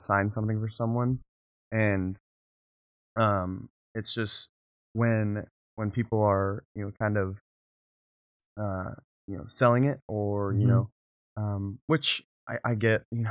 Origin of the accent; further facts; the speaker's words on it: San Clemente, California, United States; growing up in South Orange County, as South Orange County as you can get, right before you hit Camp Pendleton, and then hit San Diego, we have San Clemente